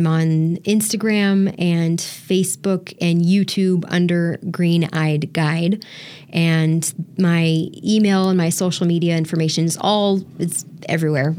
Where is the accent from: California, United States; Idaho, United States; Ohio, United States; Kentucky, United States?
California, United States; Southern; I'm from SoCal, so I've lived 20 minutes from Disneyland. So we went, that's a regular part of my childhood